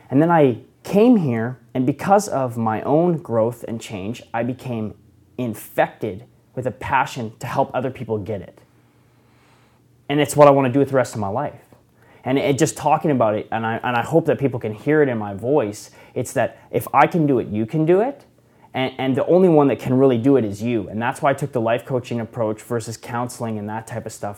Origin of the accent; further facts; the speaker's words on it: Okanagan, British Columbia, Canada; I'm from the Okanagan